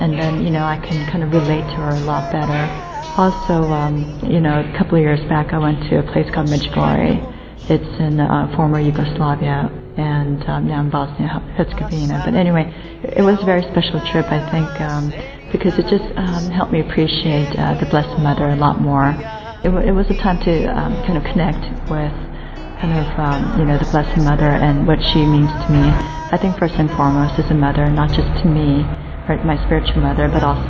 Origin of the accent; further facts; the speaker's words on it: Los Angeles, California, United States; now in London, United Kingdom; I'm from Los Angeles, California, and I live here in London with my husband and young daughter.